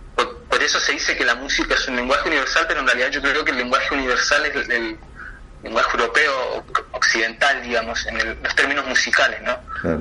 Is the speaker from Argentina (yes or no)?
no; Chilean Patagonia, Chile; yo soy chileno de la Patagonia